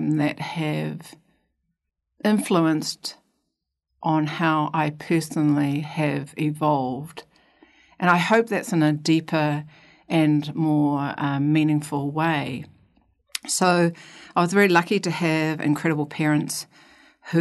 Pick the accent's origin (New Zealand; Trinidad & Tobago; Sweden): New Zealand; Queenstown, Otago; So I was brought up in Queenstown, born in 1957